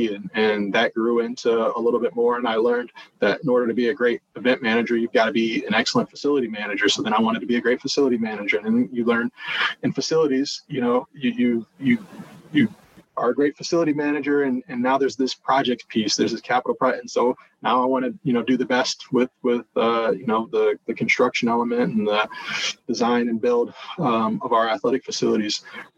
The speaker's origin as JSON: {"language": "English", "town": "Ann Arbor", "region": "Michigan", "country": "United States", "tie": "born or raised there", "also_born_or_lived": "Detroit / Columbus, Ohio", "said": "You know, I'm a Midwest guy. So that's actually what led me to Northwestern. You know, I was born in Detroit, raised there for part of my life, raised in Ann Arbor, Michigan, for part of my life"}